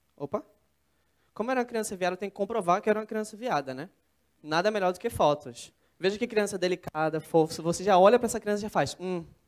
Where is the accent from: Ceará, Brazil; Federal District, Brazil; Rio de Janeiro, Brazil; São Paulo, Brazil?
São Paulo, Brazil; interior of; moved away as an adult; now in Recife, Brazil; sou de São Paulo, mas cresci no interior e eu moro em Recife há quatro anos